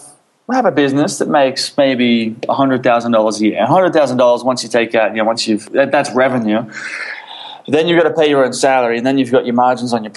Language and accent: English; Sydney, New South Wales, Australia; moved away as an adult; also born or lived in Philippines; I grew up in Australia, in Sydney.